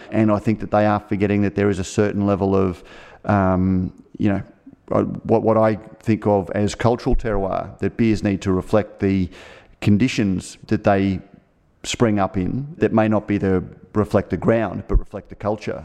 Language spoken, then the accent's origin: English; Australia; as an Australian